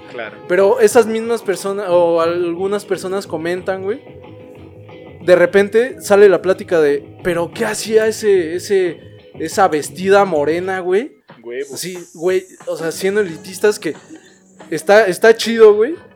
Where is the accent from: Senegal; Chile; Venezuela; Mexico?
Mexico; como mexicanos, güey, en todas las caricaturas norteamericanas, güey, en todas las películas.